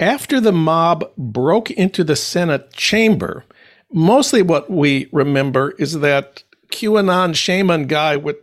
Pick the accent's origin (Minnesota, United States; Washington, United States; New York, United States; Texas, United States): Minnesota, United States; St. Paul; now in Los Angeles, United States; my hometown of St. Paul